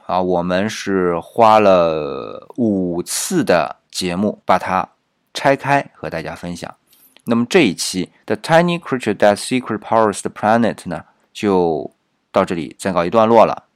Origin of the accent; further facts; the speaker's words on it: China; 我们中国人一般就不会想到这么做啊